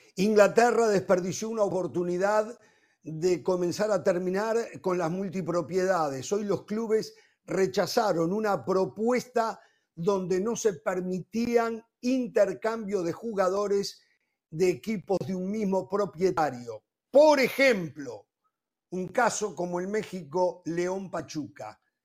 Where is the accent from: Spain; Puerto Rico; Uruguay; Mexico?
Uruguay; moved away; soy uruguayo